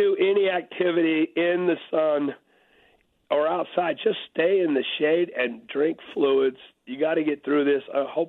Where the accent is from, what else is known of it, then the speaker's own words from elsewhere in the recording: El Paso, Texas, United States; moved away; also born or lived in Arizona; I grew up in El Paso, Texas, with staying for a couple years in Arizona.